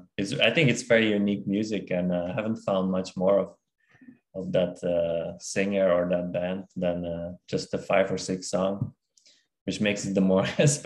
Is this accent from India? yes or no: no; Belgium; moved away as an adult; also born or lived in Kazakhstan / Denmark; now in Australia; because I was born in Kazakhstan, and then I moved to Belgium a very early age, like at eight when I was 8, and then I lived in briefly in Denmark when I was studying there, and then after graduated and lived in Belgium for 6 years, I moved to Australia.